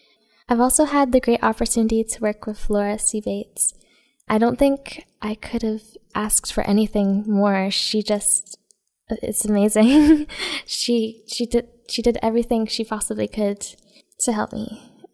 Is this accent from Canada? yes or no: yes; Tichburn, Ontario, Canada; I'm 16. I'm from Tichburn, Ontario, which is just 45 miles north of Kingston.